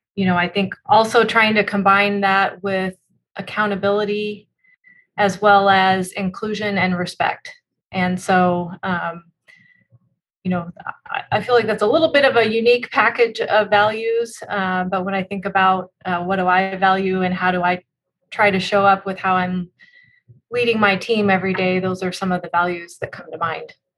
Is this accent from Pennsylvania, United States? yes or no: no; Spokane, Washington, United States; also born or lived in Tacoma, Washington; I grew up in Spokane, Washington, so on the other side of, uh, of the state from where we are today